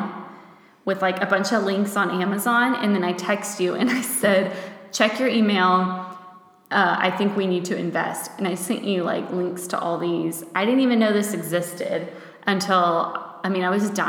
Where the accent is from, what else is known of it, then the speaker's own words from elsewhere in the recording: Texas, United States; moved away as an adult; now in Germany; We're from Texas